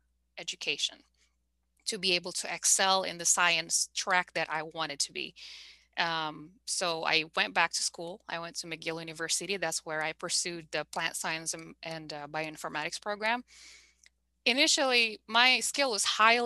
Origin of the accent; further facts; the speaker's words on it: Bogor, West Java, Indonesia; moved away; also born or lived in Malaysia / Indianapolis / Montreal / Vancouver; I'm from Bogor, by the way, Bogor, West Java.